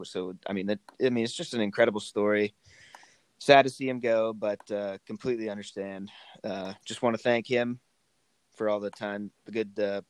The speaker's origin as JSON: {"language": "English", "town": "Pittsburgh", "region": "Pennsylvania", "country": "United States", "said": "here, also from Pittsburgh."}